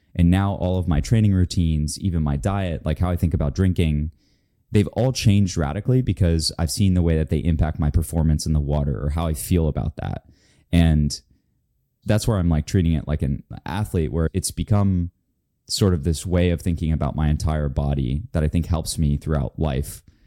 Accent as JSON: {"language": "English", "region": "Florida", "country": "United States", "moved": "yes", "said": "I'm from Florida"}